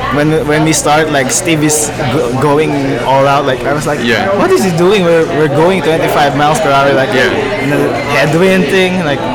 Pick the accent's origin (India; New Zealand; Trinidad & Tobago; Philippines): Philippines; Pampanga, Central Luzon; moved away; I'm from Luzon, from Pampanga.